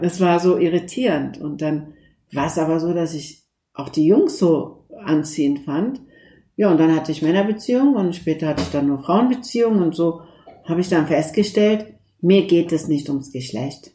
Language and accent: German; Turkey; now in Germany; wir kommen aus der Türkei, wie du weißt, sind wir aus einem laizistischen Land. Und obwohl ich in einem laizistischen Land aufgewachsen bin